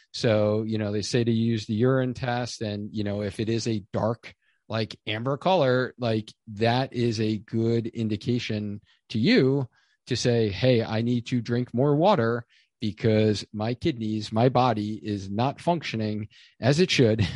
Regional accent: New York, United States; moved away; being a New Yorker originally

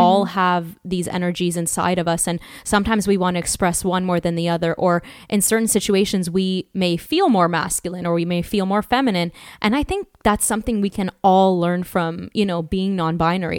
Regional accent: Toronto, Ontario, Canada; moved away; I am also originally from Canada, Toronto

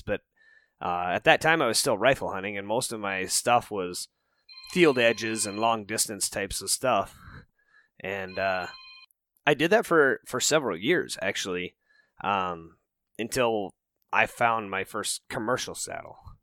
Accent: Rocky Mountains, United States; moved away as an adult; also born or lived in Minnesota; I grew up out in the Rocky Mountains

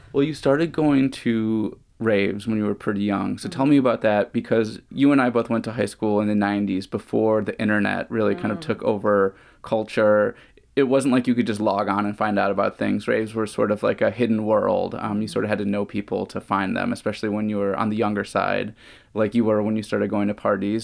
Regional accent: Chicago, Illinois, United States; moved away as an adult; now in Bay Area, United States; I grew up raving in the Chicago area. Mm. That's where I grew up. I didn't move to the Bay Area until the early 2000s.

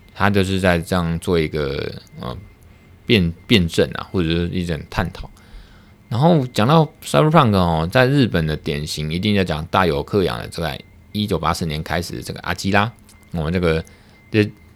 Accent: Taiwan; 我们台湾这边

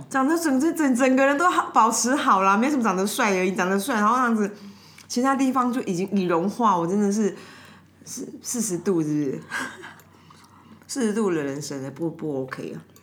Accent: Taipei, Taiwan; 我家以前住东湖嘛

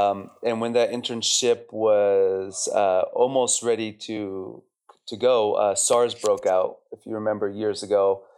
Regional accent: Chile; moved away as an adult; now in Amman, Jordan; I grew up in Chile, South America.

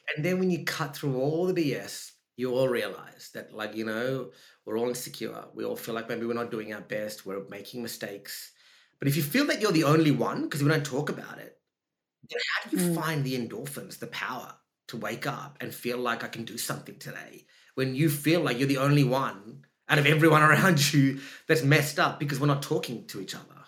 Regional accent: Australia; accent: Australian; also born or lived in Sri Lanka; if you hear my voice, I'm Australian. My voice is Australian

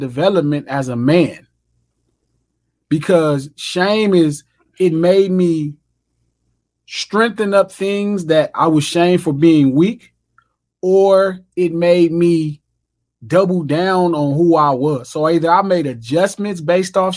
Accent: United States; I grew up on 117th Street

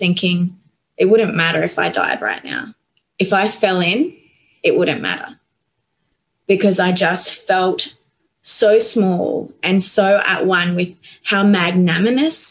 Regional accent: Northern Rivers, New South Wales, Australia; moved away; I grew up on the northern rivers with paddocks to the horizon

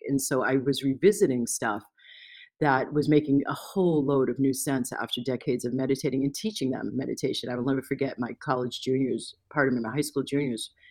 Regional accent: United States; moved away as an adult; also born or lived in Asia; I was still in my culture shock, hadn't yet completely landed as an American

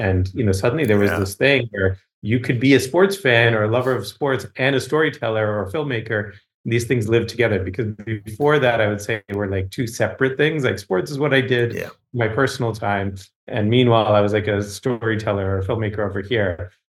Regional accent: Boston, Massachusetts, United States; I grew up in Boston, Massachusetts. I'm first generation American, which means I'm the first person in my family ever born outside of South Asia.

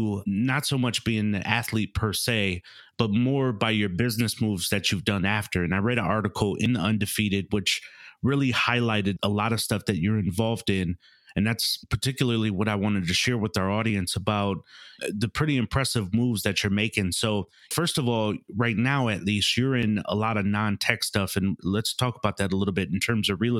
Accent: Milwaukee, Wisconsin, United States; moved away; I'm from the Midwest, so I'm initially from Milwaukee, Wisconsin

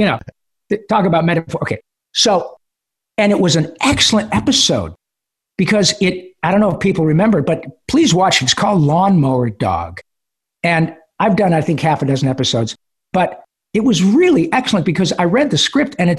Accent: Michigan, United States; moved away as an adult; now in Los Angeles, United States; I'm from Michigan

